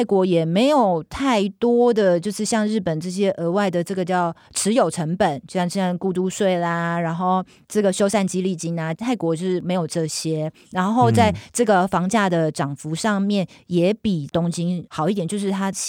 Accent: Taiwan; 跟我们台湾人的文化很像。

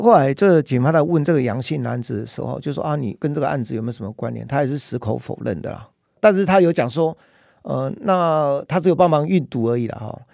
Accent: Taiwan; 在台湾的我们东北角

